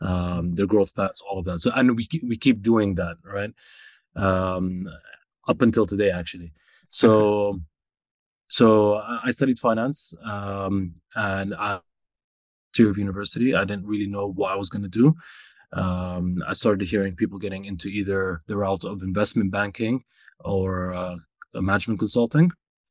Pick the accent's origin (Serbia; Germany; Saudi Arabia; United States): Saudi Arabia; also born or lived in Canada; I grew up in Saudi Arabia, went to middle school and high school in Saudi. There was a brief stint where I lived in Canada as well. We became Canadians.